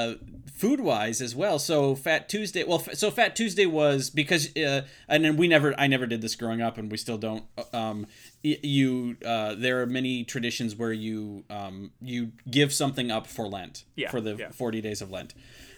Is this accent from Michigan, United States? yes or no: yes; Michigan, United States; But right, no, I grew up in Michigan.